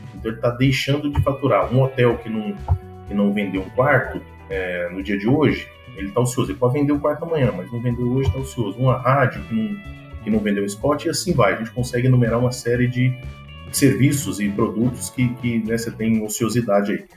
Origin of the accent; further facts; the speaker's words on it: Goiânia, Goiás, Brazil; moved away as an adult; also born or lived in São Paulo / United States; eu sou natural de Goiânia